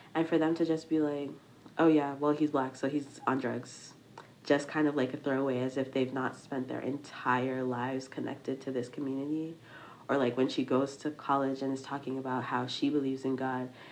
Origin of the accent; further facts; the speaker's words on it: Massachusetts, United States; I am a Nigerian American nursing student, um, from Massachusetts.